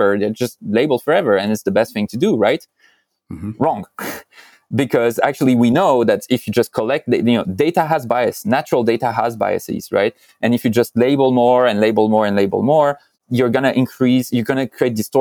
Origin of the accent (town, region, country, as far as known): France; moved away